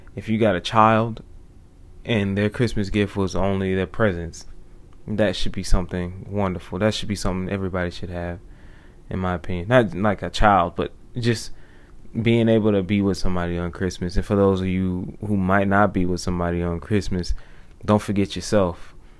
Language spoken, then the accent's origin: English; United States; I am an American